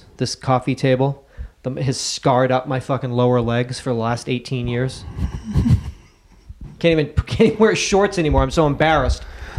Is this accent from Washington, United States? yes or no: no; Houston, Texas, United States; I'm from Houston.